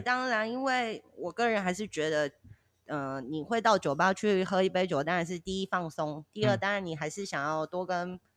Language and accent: Chinese; Kaohsiung, Taiwan; moved away as an adult; now in Tainan, Taiwan; 我本身是高雄人嘛